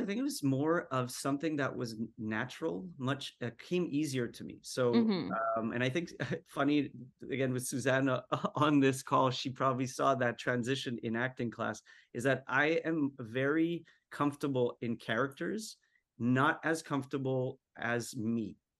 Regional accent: Montreal, Quebec, Canada; also born or lived in Winnipeg; because I moved around a lot. We moved from Montreal to Winnipeg, back to Montreal, different schools.

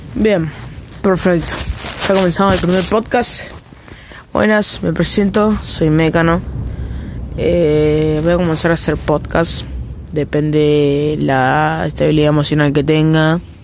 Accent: Argentina; soy de Argentina

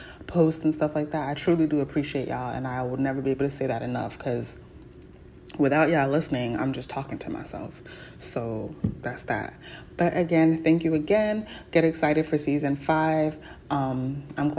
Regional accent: New York, United States; I wasn't born in New York, but I was raised in New York

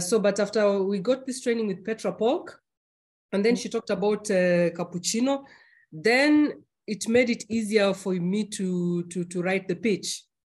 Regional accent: Kenya; now in Germany; being a Kenyan

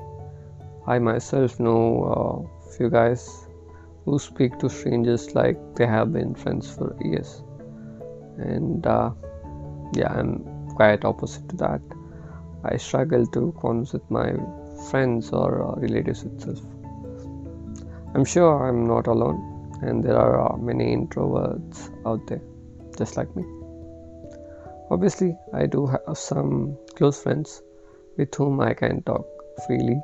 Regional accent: Bangalore, Karnataka, India; I'm from Bangalore, India, and currently working with a financial institute

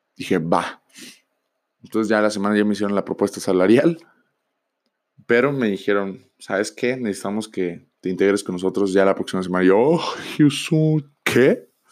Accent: Tijuana, Baja California, Mexico; Yo soy de Tijuana

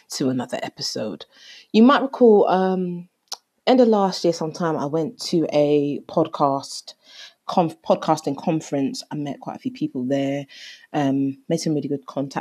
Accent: Jamaica; I am Jamaican

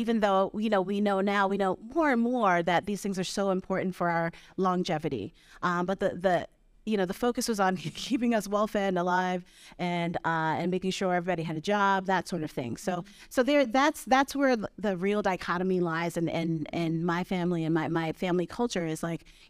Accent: Brooklyn, New York, United States; now in Vermont, United States; I grew up in Brooklyn.

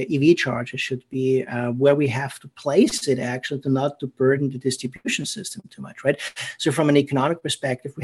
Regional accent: Austria; accent: German; English is a second language; moved away; it's a German accent. I'm from Austria originally

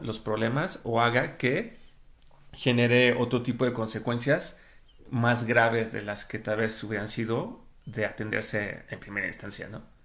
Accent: Mexico; ya somos muchos mexicanos

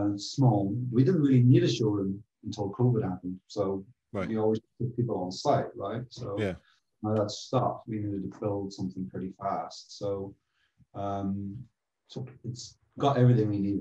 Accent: Northern Ireland, United Kingdom; now in London, United Kingdom; I grew up in Northern Ireland

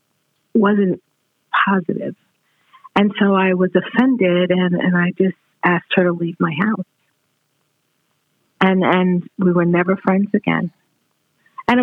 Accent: New York City, New York, United States; I was born in Brooklyn, New York, and in a very diverse community

